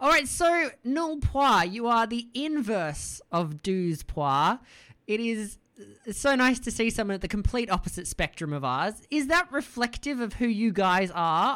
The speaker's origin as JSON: {"language": "English", "country": "Australia", "said": "as an Australian"}